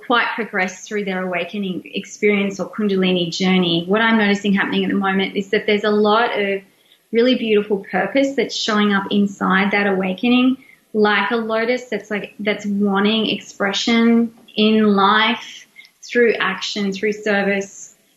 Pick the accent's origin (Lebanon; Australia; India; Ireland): Australia; I'm also Australian